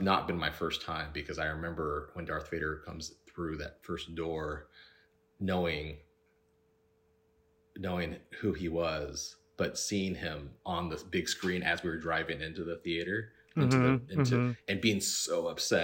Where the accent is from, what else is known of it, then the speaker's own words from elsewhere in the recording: Cupertino, California, United States; We grew up in the Bay Area. Yeah. San Jose, right in Cupertino, down the street from Apple